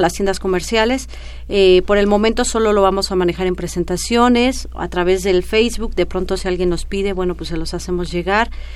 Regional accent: Mexico; nos representa como mexicanos

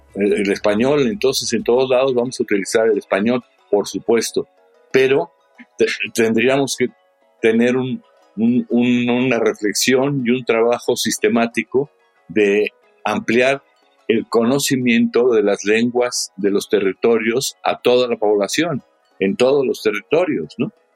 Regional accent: Mexico; lo que somos los mexicanos

